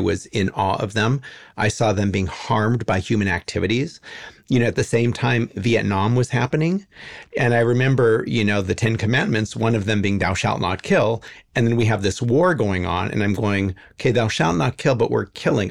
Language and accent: English; Los Angeles, California, United States; I was born in 1962 and I grew up in the Hollywood Hills